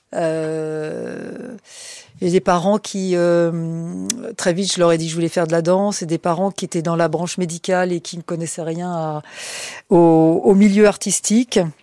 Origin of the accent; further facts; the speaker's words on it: Paris, Île-de-France, France; je suis né à Paris, contrairement à ce qu'on pourrait penser que je, suis sois né en Corse. Non, non, je suis né à Paris